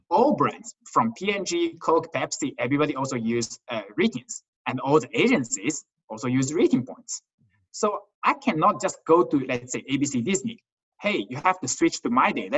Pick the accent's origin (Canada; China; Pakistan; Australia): China; Qingdao, Shandong; moved away; I was born in China, a town called Qingdao.